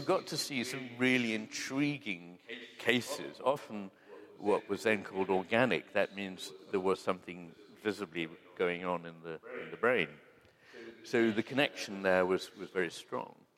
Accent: United Kingdom; we Brits

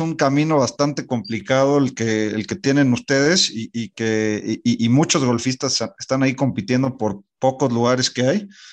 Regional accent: Mexico; no estamos acostumbrados como mexicanos

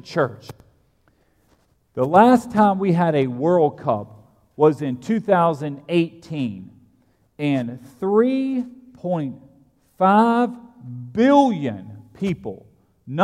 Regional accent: United States; I'm American

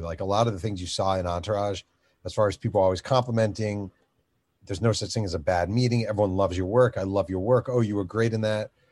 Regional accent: New York, United States; I'm a New Yorker. I'm a cynical New Yorker

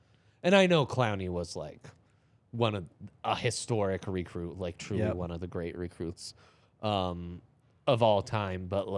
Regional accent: Boulder, Colorado, United States; born there; I was born in Boulder Community Hospital in 1987.

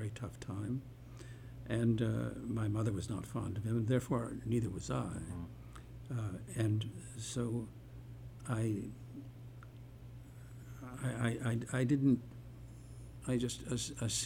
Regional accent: Detroit, Michigan, United States; I was born in Detroit, Michigan, and raised there

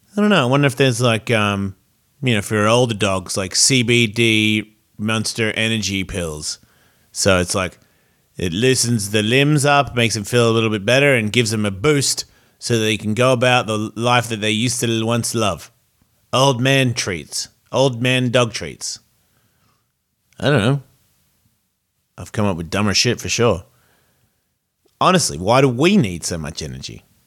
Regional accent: Australia; in Australia, yeah, man, we're so American

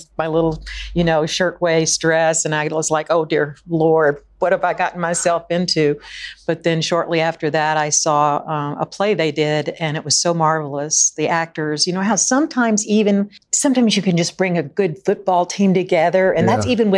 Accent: Southern United States, United States; I just guess growing up in the South, you know, growing up especially with two sisters who were 9 and 15 years older than

